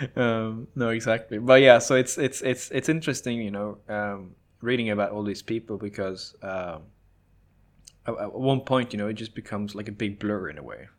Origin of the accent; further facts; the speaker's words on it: Norway; growing up in Norway